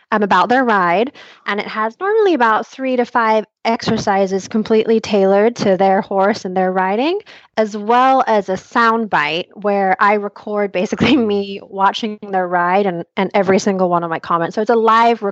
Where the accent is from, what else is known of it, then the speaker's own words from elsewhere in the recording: Malaysia; I grew up in Malaysia where we didn't really have access to a whole lot of trainers